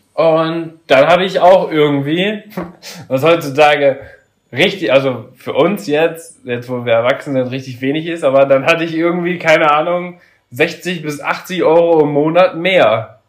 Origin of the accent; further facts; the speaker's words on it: Papenburg, Lower Saxony, Germany; ich komme mal ursprünglich aus Papenburg. Und da war das so, dass wir da auch in so einer Siedlung gewohnt haben